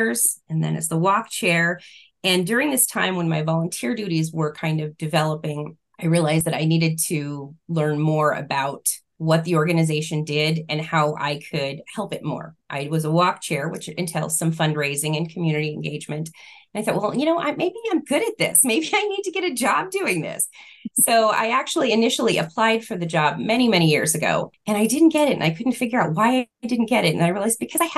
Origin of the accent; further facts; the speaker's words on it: California, United States; now in Arizona, United States; we're originally from California